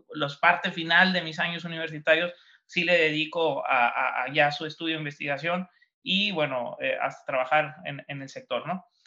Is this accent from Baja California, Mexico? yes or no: yes; Ensenada, Baja California, Mexico; born or raised there